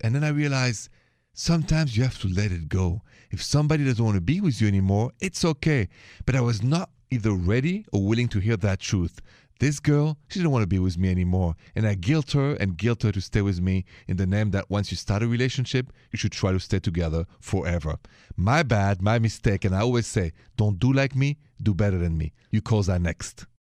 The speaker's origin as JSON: {"language": "English", "town": "Paris", "region": "Île-de-France", "country": "France", "accent": "Parisian French", "moved": "yes", "said": "my accent, if you haven't heard the show before, is straight from Paris, France, city of lovers"}